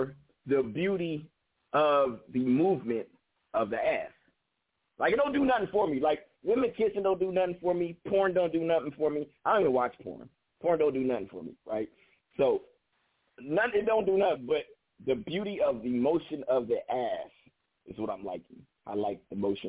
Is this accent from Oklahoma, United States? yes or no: no; Bay Area, California, United States; I'm from California, the Bay Area, California.